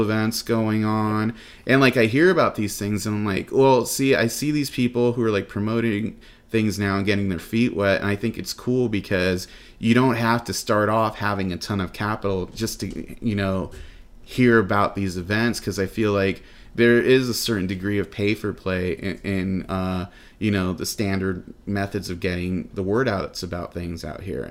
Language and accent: English; Los Angeles, California, United States; moved away as an adult; now in Phoenix, United States; I'm originally from Los Angeles